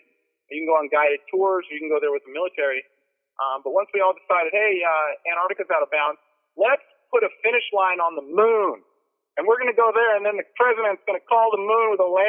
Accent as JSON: {"language": "English", "area": "Orange County", "region": "California", "country": "United States", "said": "I'm from Orange County, California"}